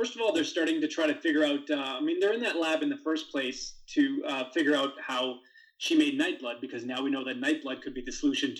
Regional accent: Alberta, Canada; I'm from Alberta

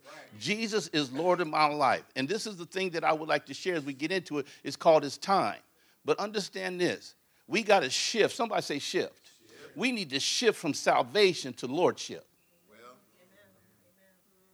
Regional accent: Compton, California, United States; also born or lived in Inglewood, California; We grew up in Compton and Inglewood, California

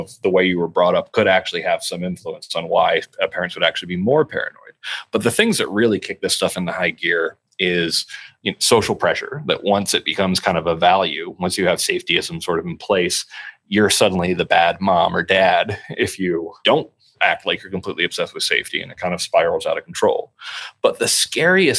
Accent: near Newtown, Connecticut, United States; I grew up in near Newtown, Connecticut

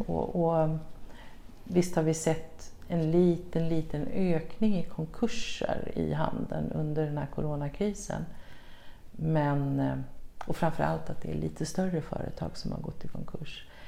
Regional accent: Sweden

